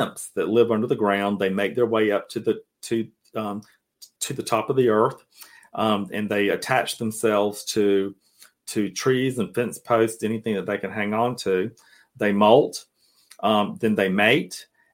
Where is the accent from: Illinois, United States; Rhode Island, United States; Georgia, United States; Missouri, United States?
Georgia, United States; Cairo; also born or lived in Tallahassee, Florida; now in Atlanta, United States; Cairo, Georgia, my hometown